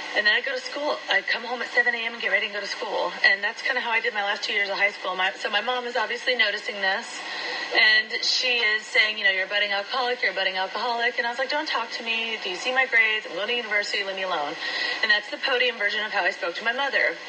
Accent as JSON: {"language": "English", "region": "Iowa", "country": "United States", "tie": "born or raised there", "also_born_or_lived": "San Diego", "moved": "yes", "lives_now": "Orange County, United States", "said": "I was raised in Iowa"}